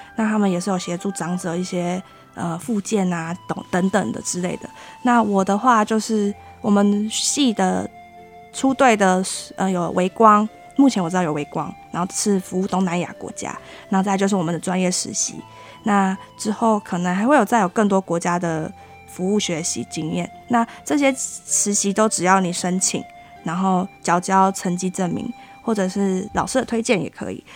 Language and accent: Chinese; Taiwan; 我们这些台湾的学生